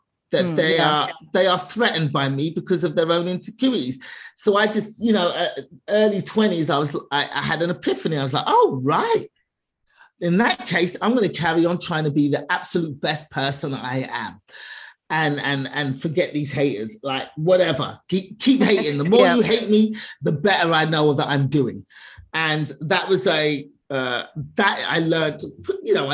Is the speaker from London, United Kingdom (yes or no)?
yes; London, United Kingdom; I was born in England, born and raised in England